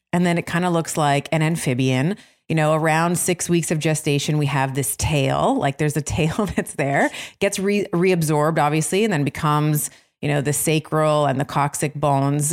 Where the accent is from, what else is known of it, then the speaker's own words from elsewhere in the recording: Toronto, Ontario, Canada; Toronto, which is my hometown